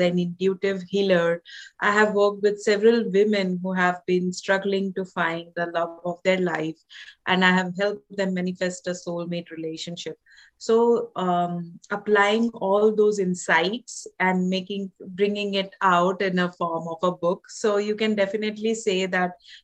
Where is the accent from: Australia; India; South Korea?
India; moved away as an adult; now in Canada; I'm from India, I was born and raised in India